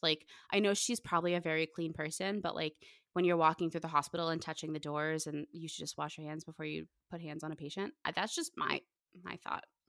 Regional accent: Pittsburgh, Pennsylvania, United States; moved away; I'm originally from Pittsburgh

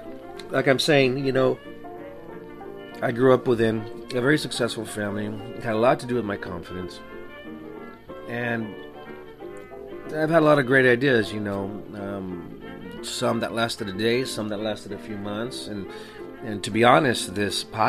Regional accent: El Paso, Texas, United States; now in Washington, United States; I'm originally from El Paso, Texas

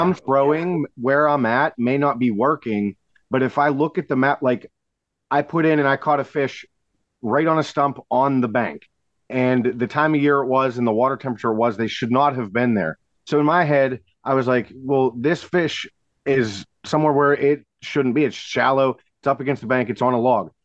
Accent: Sarver, Pennsylvania, United States; I grew up on Sarver Road, up the just probably two miles from that spot on Buffalo Creek

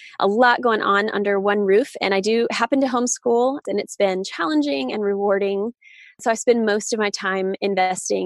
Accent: the South, United States; I grew up in the South

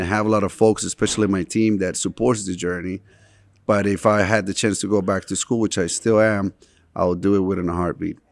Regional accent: Boston, Massachusetts, United States; also born or lived in Medellín, Colombia; I grew up, um, in Boston

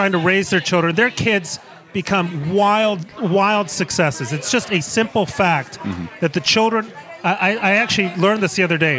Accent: Mexico City, Mexico; also born or lived in New York; now in United States; I grew up in Mexico City. I'm born in New York.

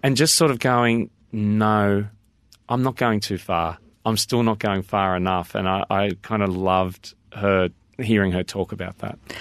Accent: Australia; I'm very Australian

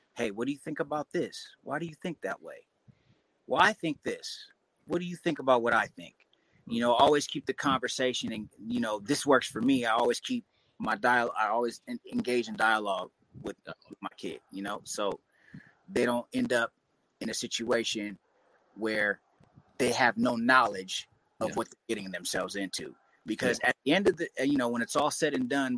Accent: Marin City, California, United States; also born or lived in Richmond, California / Vallejo, California; I was growing up in Marin City, growing up in the Bay

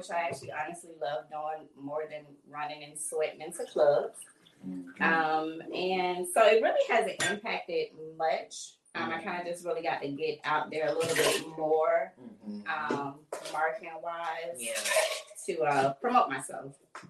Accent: Fort Lauderdale, Florida, United States; I am originally from Fort Lauderdale, Florida. Fort Lauderdale? Yes. Born and raised.

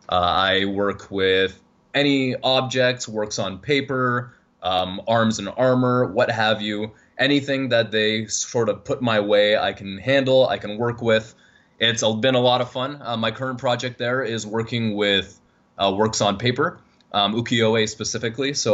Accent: Toronto, Ontario, Canada; accent: Canadian; in Toronto. Um, wait until I say a boot, and then you'll be definitely be able to tell that I'm Canadian.

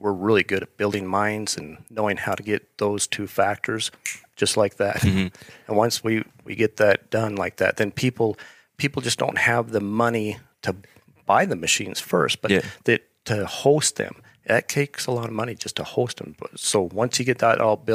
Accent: Star Valley, Wyoming, United States; now in Idaho, United States; I grew up over in Star Valley

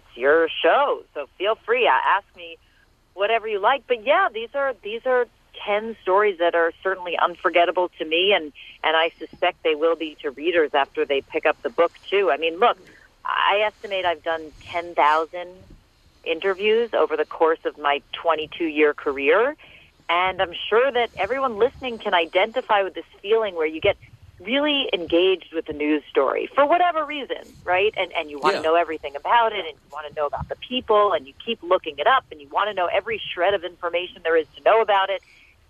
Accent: New Jersey, United States; Here in Bergen County, New Jersey.

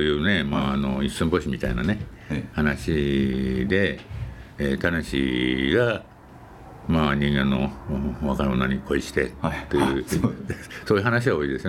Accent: Niigata, Japan; 僕の田舎は越後は新潟なんですけ

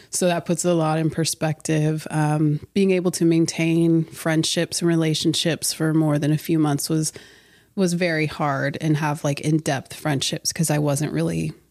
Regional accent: Herrin, Illinois, United States; Um, so I was born in Herrin, Illinois, super tiny town on technically the white side of town.

